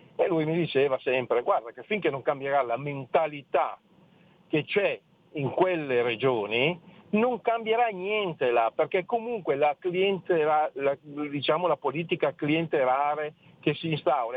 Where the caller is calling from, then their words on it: Friuli-Venezia Giulia, Italy; chiamo dal Friuli.